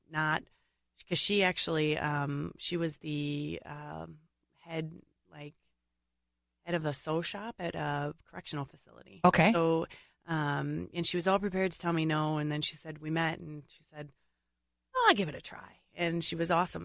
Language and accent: English; St. Paul, Minnesota, United States; I grew up in St. Paul